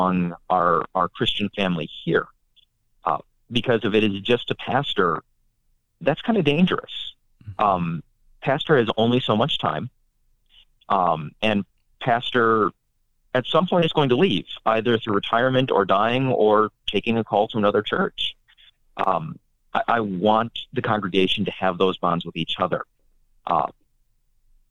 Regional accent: North Dakota, United States; now in Kentucky, United States; I grew up in North Dakota

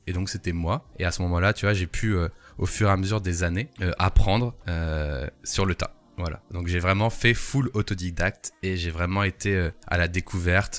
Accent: the Nord, Hauts-de-France, France; je suis du Nord

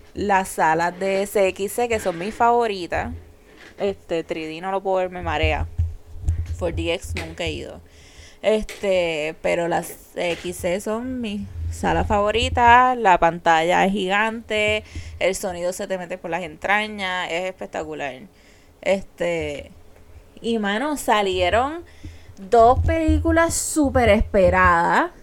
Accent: San Juan, Puerto Rico; now in Carolina, Puerto Rico; Yo fui nacida, criada a mis primeros años y fanática de Santurce yo me mudé a Carolina, pero yo soy de Santurce, vivo en Carolina

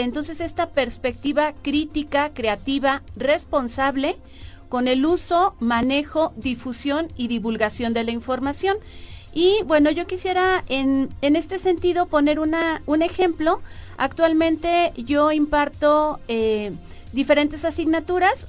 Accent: San Luis Potosí, Mexico; moved away as an adult; also born or lived in Guadalajara / Guanajuato; now in Hidalgo, Mexico; Yo nací en Guadalajara, eh, crecí en San Luis Potosí.

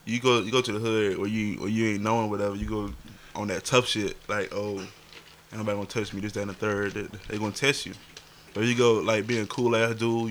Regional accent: Smithfield, North Carolina, United States; also born or lived in Four Oaks, North Carolina; I grew up in Smithfield, and I also grew up in Four Oaks

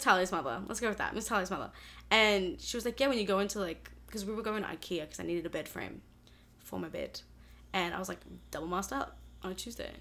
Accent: Australia; moved away as an adult; now in Boston, United States; I am 20 years old. I'm from Australia, but I'm studying at Berklee College of Music

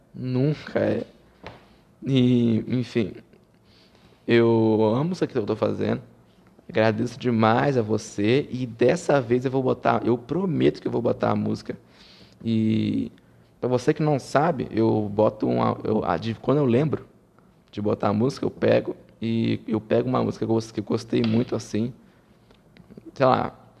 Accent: Rio de Janeiro, Brazil; eu sou carioca

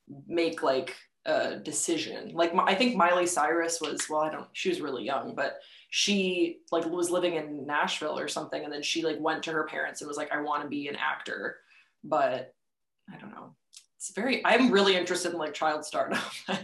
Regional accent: Waterloo, Walloon Brabant, Belgium; I grew up in Waterloo, Belgium from the age of like 7 until I graduated high school at 18.

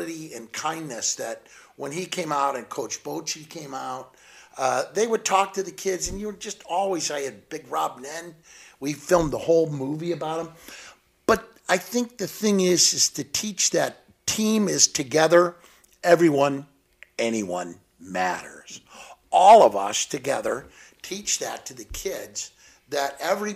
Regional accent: Cape Girardeau, Missouri, United States; now in California, United States; I'm originally from Missouri, from Southeast Missouri, Cape Girardeau

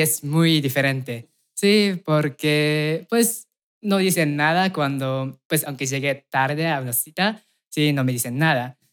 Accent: Aichi, Japan; Spanish is a second language; moved away as an adult; now in Mexico; que vengo de Japón

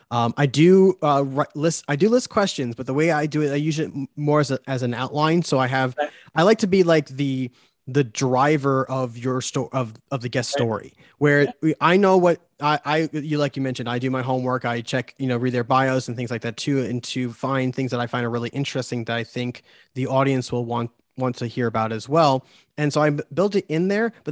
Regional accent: New York, United States; accent: New York; I have my New York accent fighting the Arizona accent, whatever that is

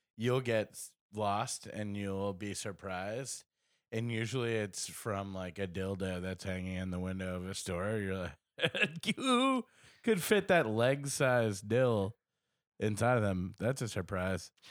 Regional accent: United States; I'm American

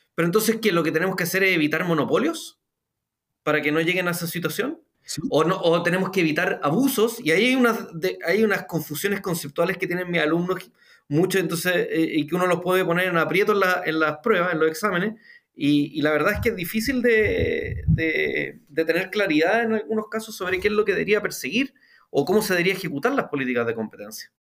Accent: Chile; en Chile hablaríamos del pie

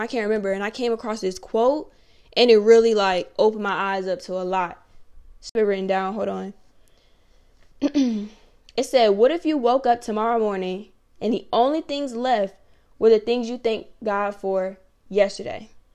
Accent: Virginia, United States; moved away; people from my hometown, shout out seven five seven

